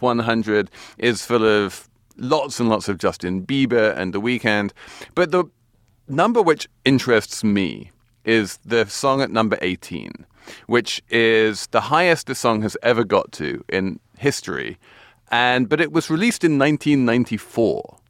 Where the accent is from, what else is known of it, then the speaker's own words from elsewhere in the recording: England, United Kingdom; now in United States; being English